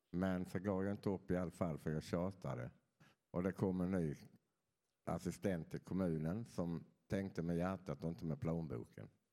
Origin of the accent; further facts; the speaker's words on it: Skåne, Sweden; moved away; Jag kommer från Skåne så ni får förlåta att jag inte har den där dialekten som är så lätt att förstå.